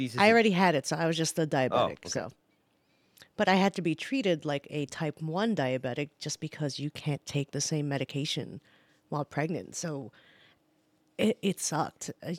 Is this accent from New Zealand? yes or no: yes; New Zealand; now in United States; I mean, look, I came from New Zealand, that is a socialistic country, and health insurance was readily available for everyone and anyone.